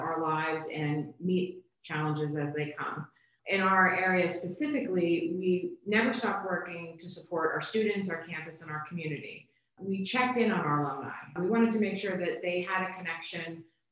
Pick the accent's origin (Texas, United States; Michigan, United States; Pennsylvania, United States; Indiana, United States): Pennsylvania, United States; Bethlehem; moved away as an adult; I grew up in Bethlehem